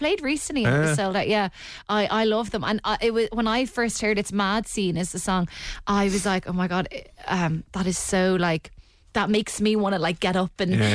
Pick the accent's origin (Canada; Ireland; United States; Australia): Ireland; Dublin, Leinster